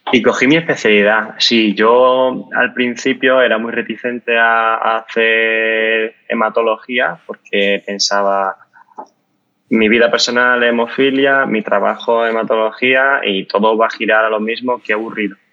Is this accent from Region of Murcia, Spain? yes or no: no; Málaga, Andalusia, Spain; now in Madrid, Spain; soy de Málaga, pero vivo en Madrid.